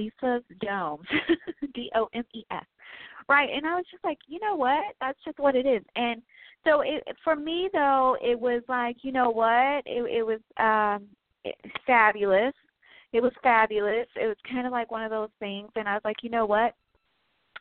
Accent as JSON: {"language": "English", "town": "Chicago", "region": "Illinois", "country": "United States", "tie": "born or raised there", "also_born_or_lived": "Tennessee", "moved": "yes", "said": "I am from Chicago, born in Chicago. I want to say born and raised, but I actually spent some time in the South, in the southern state of Tennessee"}